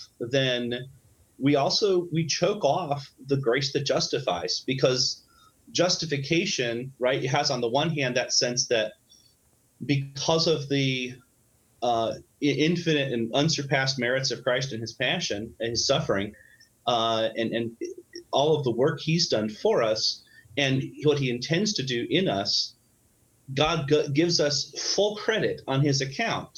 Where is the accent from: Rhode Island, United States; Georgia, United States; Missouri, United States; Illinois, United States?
Illinois, United States; in my hometown in Illinois, there was a Southern Baptist church